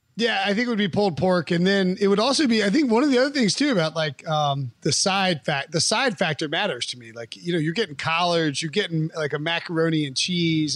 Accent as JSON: {"language": "English", "region": "Western North Carolina", "country": "United States", "said": "I'm from the West"}